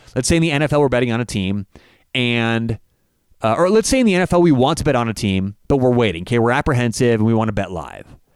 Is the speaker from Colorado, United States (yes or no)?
yes; Denver, Colorado, United States; I'm from Denver.